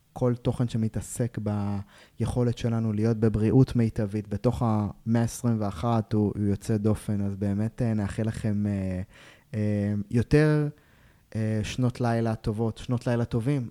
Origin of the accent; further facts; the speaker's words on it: Israel; אנחנו ישראלים